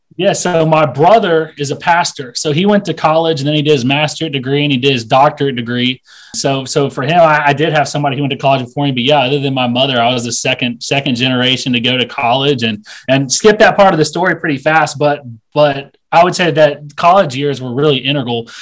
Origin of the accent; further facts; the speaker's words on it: Asheville, North Carolina, United States; moved away as an adult; I'm from Asheville, North Carolina